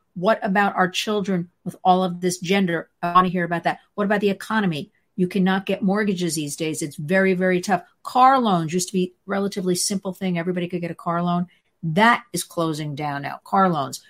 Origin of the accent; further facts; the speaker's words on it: New Jersey, United States; I'm from New Jersey